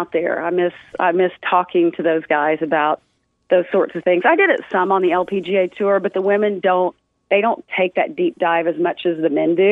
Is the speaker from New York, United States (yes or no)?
no; Fayetteville, Arkansas, United States; I'm from Fayetteville